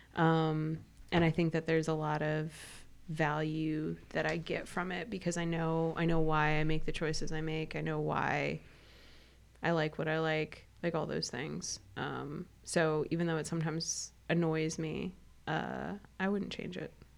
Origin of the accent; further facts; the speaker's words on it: Midwest, United States; I'm from the Midwest